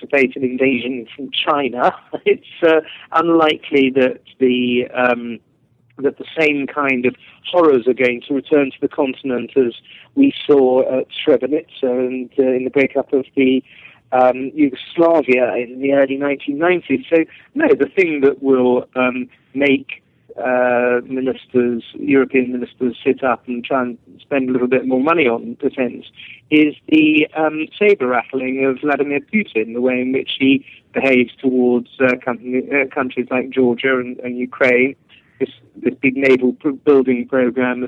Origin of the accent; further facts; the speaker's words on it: England, United Kingdom; I'm not just speaking as an Englishman